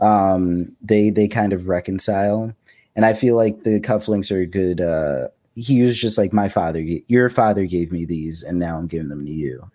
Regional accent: New York, United States; where we grew up in New York

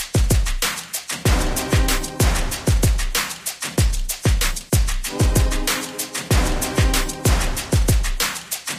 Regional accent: New York City, New York, United States; now in Michigan, United States; Harlem, my hometown, where I was born

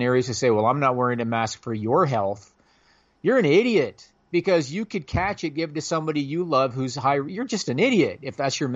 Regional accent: Canada; I'm Canadian

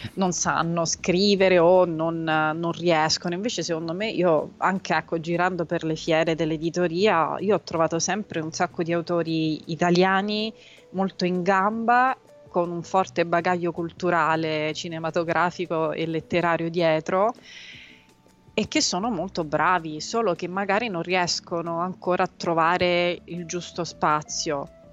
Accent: Rome, Lazio, Italy; born or raised there; also born or lived in Tuscany

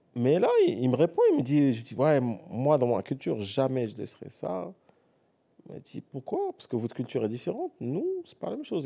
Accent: Morocco; also born or lived in United States; en tant que Marocain

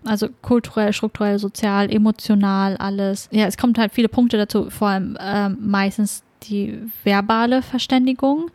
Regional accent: Germany; ich selber bin auch Deutsche, bin aber bikulturell aufgewachsen

